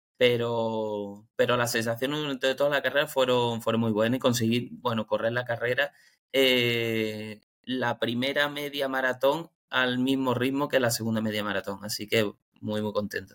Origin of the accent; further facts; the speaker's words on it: Málaga, Andalusia, Spain; Yo soy de Málaga